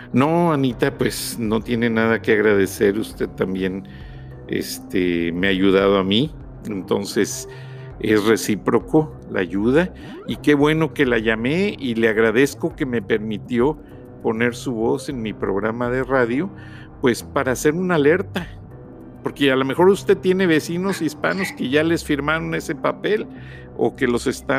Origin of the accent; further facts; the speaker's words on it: Mexico; somos mexicanos